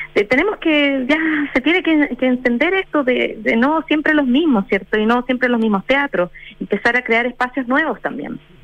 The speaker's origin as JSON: {"language": "Spanish", "country": "Chile", "said": "nosotros como chilenos"}